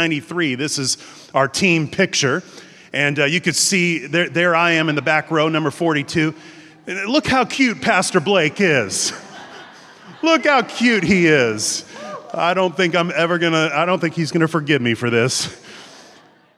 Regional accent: Encinitas, California, United States; I am from San Diego, so it's North County, San Diego. The town is called Encinitas

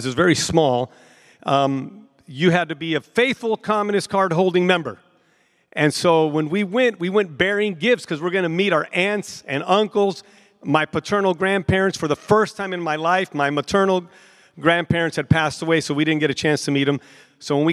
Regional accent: San Francisco, California, United States; I was born and raised in San Francisco, California

